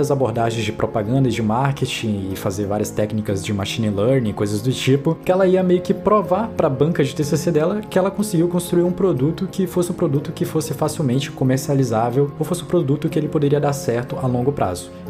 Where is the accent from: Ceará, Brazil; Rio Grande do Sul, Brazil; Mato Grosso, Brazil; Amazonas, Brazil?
Amazonas, Brazil; Manaus; also born or lived in Brasília; eu sou de Manaus, eu nasci em Manaus, morei um bom tempo da minha vida em Brasília, depois eu voltei para Manaus